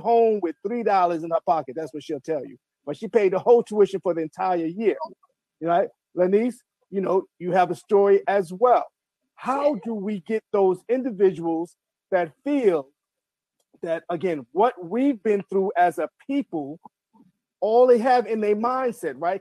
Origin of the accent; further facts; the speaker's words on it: New York City, New York, United States; moved away as an adult; now in Baltimore, United States; I come from Marble Hill Projects, New York City, I know all about food stamps